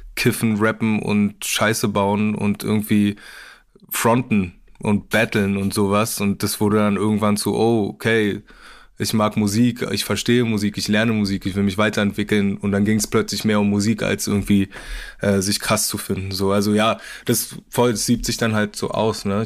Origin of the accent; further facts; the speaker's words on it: Berlin, Germany; uns Berlinern